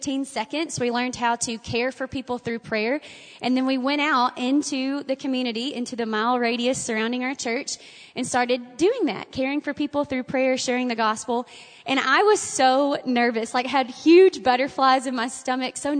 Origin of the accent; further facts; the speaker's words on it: Bonham, Texas, United States; When I was growing up in Bonham, my daddy was a pastor